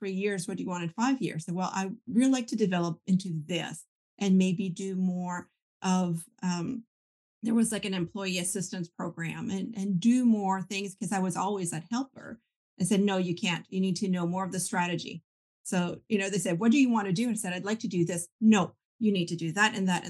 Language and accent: English; Canada; I grew up French Catholic, and that's a very tight-knit community because we're minorities, right? Most of Canada being English.